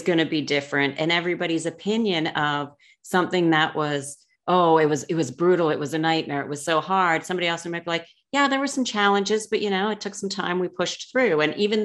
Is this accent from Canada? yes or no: yes; Canada; moved away; I'm from Canada